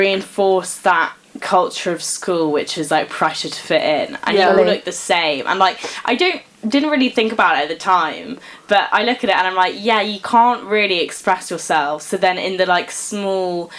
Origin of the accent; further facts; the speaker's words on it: London, United Kingdom; moved away; I was from London.